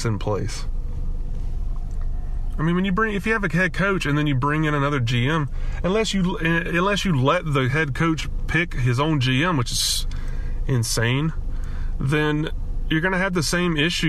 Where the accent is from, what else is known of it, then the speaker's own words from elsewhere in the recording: Alabama, United States; moved away as an adult; now in California, United States; growing up in Alabama, we don't have hockey.